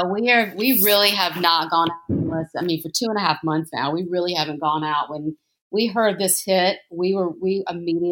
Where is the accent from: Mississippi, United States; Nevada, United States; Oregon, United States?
Mississippi, United States; Jackson; I grew up in a Greek household in Mississippi, in Jackson, Mississippi